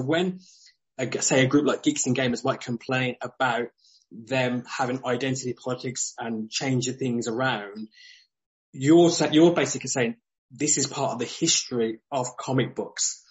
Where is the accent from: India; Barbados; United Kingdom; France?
United Kingdom; especially as a Brit